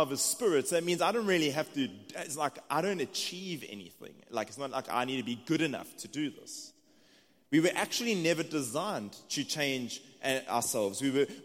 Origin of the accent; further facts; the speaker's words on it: South Africa; accent: South African; moved away as an adult; now in United States; It's just my South African accent.